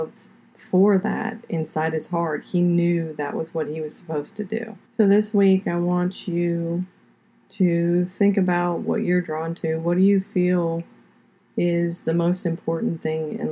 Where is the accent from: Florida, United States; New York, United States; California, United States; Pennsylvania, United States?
Florida, United States; Pompano Beach; also born or lived in Fort Lauderdale, Florida; now in Georgia, United States; I am originally from South Florida. I lived in Pompano Beach. I was born in Fort Lauderdale, lived in Pompano Beach until we moved here to Georgia.